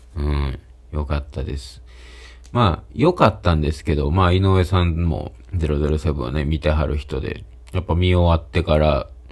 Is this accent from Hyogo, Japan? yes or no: yes; Kobe, Hyogo, Japan; 僕の実家がね、の、神戸のシベリアと呼ばれる地区であった